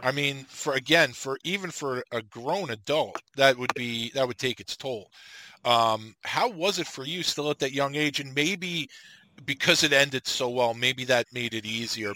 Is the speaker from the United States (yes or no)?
yes; New York, United States; I'm from New York